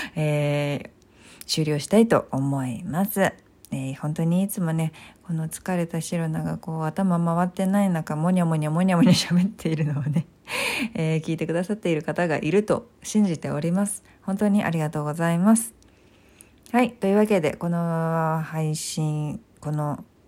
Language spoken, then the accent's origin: Japanese; Tokyo, Japan; 東京出身で東京生まれ東京育ちですので